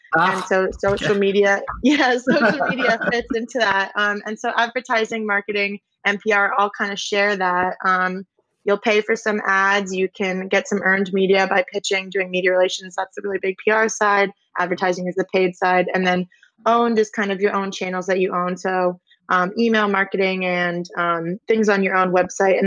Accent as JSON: {"language": "English", "town": "Simsbury", "region": "Connecticut", "country": "United States", "tie": "born or raised there", "also_born_or_lived": "Alabama", "moved": "as an adult", "said": "I grew up in Simsbury, Connecticut"}